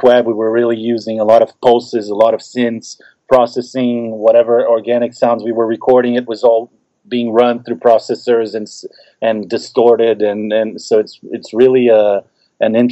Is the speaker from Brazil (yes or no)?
yes; Brazil; moved away as an adult; growing up in Brazil